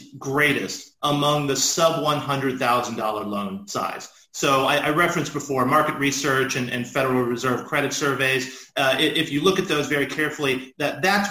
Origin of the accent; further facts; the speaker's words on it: Dallas, Texas, United States; moved away; I grew up in Dallas, Texas